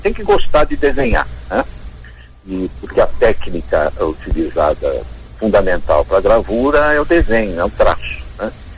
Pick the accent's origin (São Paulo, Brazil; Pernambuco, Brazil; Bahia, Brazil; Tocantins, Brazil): São Paulo, Brazil; also born or lived in Joinville; Minha família, apesar de paulista, somos paulistas.